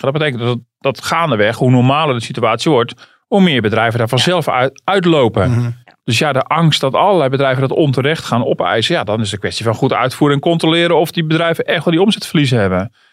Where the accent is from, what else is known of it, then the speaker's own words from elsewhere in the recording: Netherlands; ik ben toch een Hollander